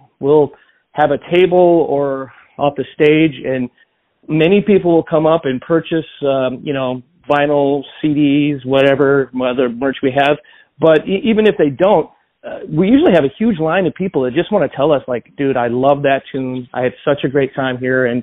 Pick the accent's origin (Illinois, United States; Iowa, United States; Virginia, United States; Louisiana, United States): Illinois, United States; Joliet; my hometown of Joliet